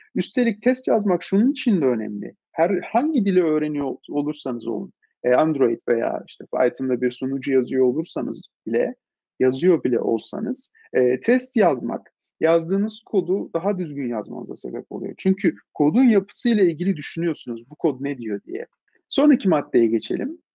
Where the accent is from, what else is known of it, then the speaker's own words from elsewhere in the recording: Istanbul, Turkey; İstanbul'da doğdum, büyüdüm açıkçası. İstanbulluyum diyebilirim.